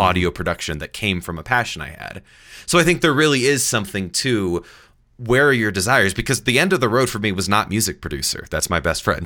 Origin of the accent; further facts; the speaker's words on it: Indianapolis, Indiana, United States; also born or lived in New York; I grew up in Indianapolis, and I was six years old